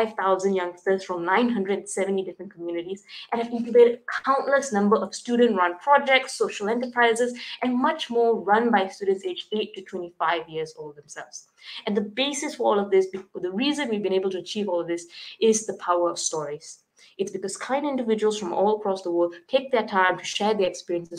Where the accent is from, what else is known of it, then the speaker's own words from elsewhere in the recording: Malaysia; I'm from Malaysia.